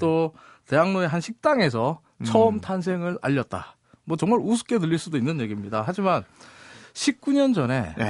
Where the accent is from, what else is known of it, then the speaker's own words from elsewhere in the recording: South Korea; 대한민국에서 왔다고 말하면요